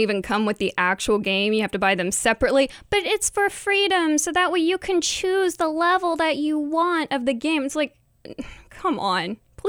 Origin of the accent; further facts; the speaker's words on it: Mingo County, West Virginia, United States; So in Mingo County in West Virginia, when I was growing up